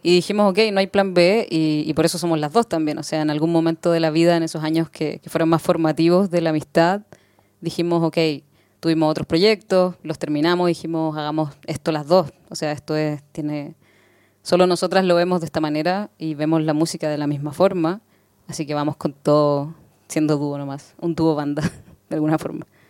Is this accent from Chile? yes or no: yes; Chile; somos de Chile